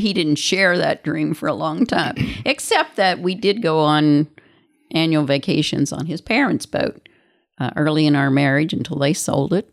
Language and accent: English; Missouri, United States; I was born in Missouri